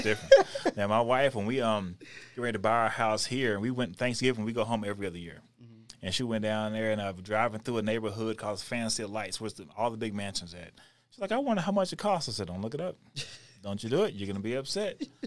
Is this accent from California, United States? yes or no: no; Texas, United States; moved away as an adult; also born or lived in Houston; now in Denver, United States; I'm born and raised in Texas.